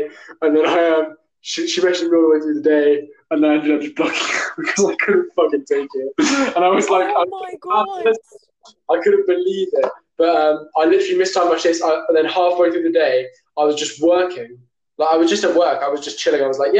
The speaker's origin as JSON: {"language": "English", "area": "near Plymouth", "region": "South West England", "country": "United Kingdom", "said": "I'm kind of from Plymouth, but not really. I'm like half an hour away from Plymouth. So yeah, I'm not really from a city. I'm just from a village. I'm a country boy."}